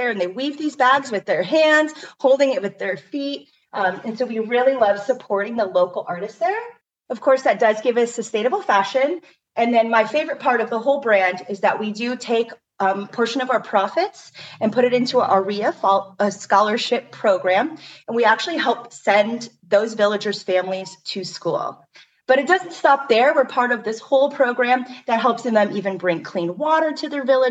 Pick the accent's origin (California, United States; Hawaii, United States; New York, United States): Hawaii, United States; I am Hawaiian